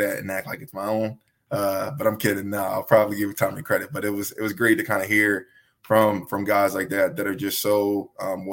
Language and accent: English; Willow Grove, Pennsylvania, United States; I'm from Willow Grove, Pennsylvania, right outside of Philadelphia